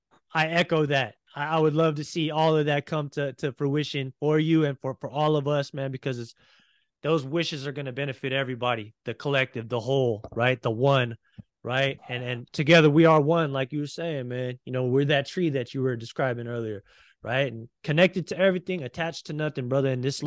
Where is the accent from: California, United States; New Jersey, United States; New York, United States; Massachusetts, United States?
California, United States; San Francisco; moved away as an adult; now in Hawaii, United States; I'm originally from San Francisco, but I moved to Hawaii about almost 6 months ago now, and I love it here.